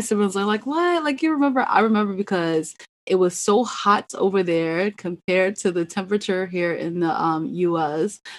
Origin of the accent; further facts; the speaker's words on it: New Jersey, United States; I was born in New Jersey, um, which is up north, um, the Northeast